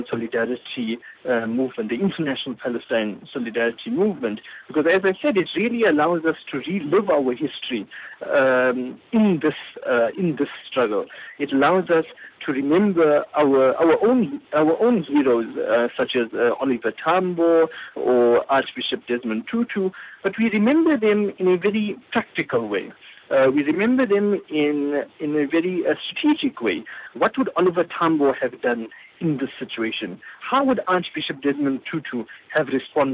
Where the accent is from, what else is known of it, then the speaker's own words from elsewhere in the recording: South Africa; being South African puts one in a very privileged but also difficult position